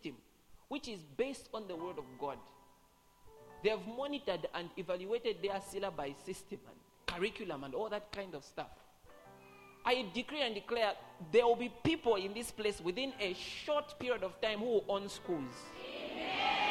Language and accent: English; Kasama, Northern Province, Zambia; moved away; I was from Kasama